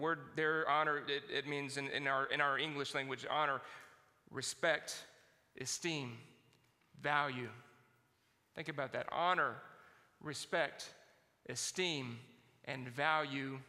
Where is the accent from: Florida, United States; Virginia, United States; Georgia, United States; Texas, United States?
Georgia, United States; now in Indiana, United States; That's where I was born in Georgia, and that's the way they said it down there